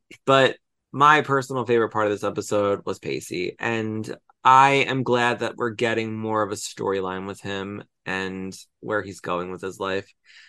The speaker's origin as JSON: {"language": "English", "region": "New Jersey", "country": "United States", "tie": "born or raised there", "also_born_or_lived": "Philadelphia", "lives_now": "Cherry Hill, United States", "said": "I grew up in South Jersey, spent almost 20 years in Philly, and now live in Cherry Hill. So I relate so much to both of you as locals and your accents."}